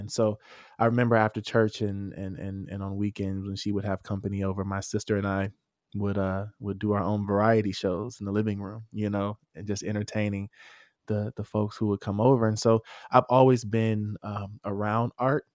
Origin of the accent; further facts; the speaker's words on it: Atlanta, Georgia, United States; I'm from Atlanta, I'm from, I'm from the trap, right?